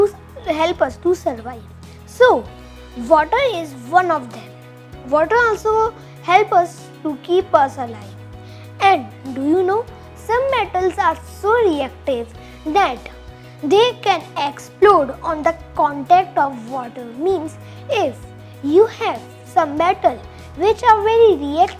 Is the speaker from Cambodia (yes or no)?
no; India; from India